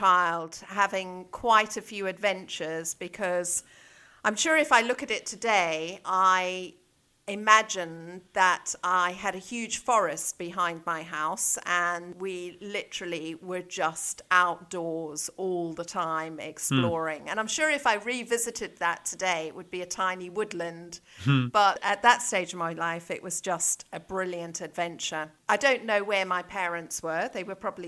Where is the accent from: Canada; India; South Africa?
South Africa; moved away as an adult; also born or lived in Zambia / Johannesburg, South Africa / Cape Town, South Africa / Pretoria, South Africa; now in Chester, United Kingdom; I was born in Zambia and had my early years there before we moved down to South Africa as a family. So most of my education has been in South Africa